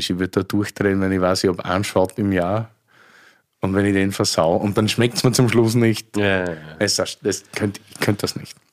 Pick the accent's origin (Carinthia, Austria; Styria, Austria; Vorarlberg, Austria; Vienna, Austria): Styria, Austria; ich bin eigentlich Steirer.